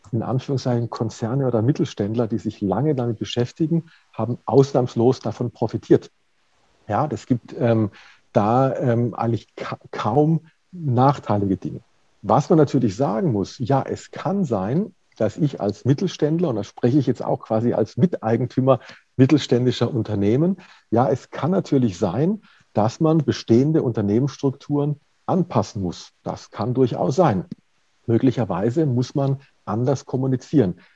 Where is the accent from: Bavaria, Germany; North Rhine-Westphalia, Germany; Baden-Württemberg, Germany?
Baden-Württemberg, Germany; also ich komme aus Baden-Württemberg gebürtig